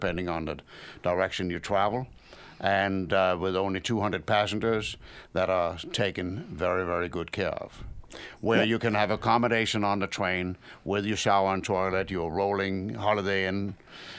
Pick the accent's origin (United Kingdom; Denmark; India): Denmark; moved away as an adult; now in United States; I was born in Denmark, and I've been in this wonderful country for 40 years.